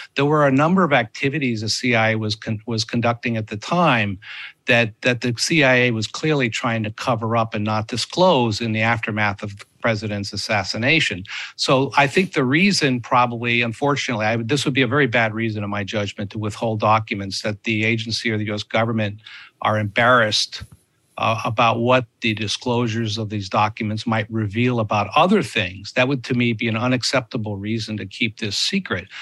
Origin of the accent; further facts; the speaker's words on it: United States; as an American